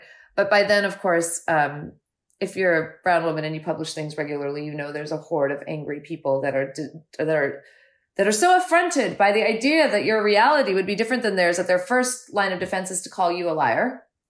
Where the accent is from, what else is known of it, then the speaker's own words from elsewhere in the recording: United States; as an Indian American who had grown up here since the 70s